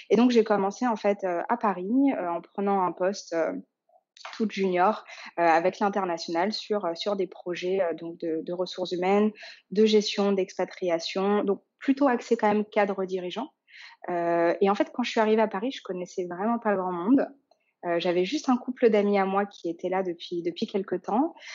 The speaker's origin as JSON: {"language": "French", "region": "Dakar", "country": "Senegal", "tie": "born there", "said": "Euh, je suis née notamment au Sénégal, euh, à Dakar, où sont mes grands-parents encore maternels aujourd'hui."}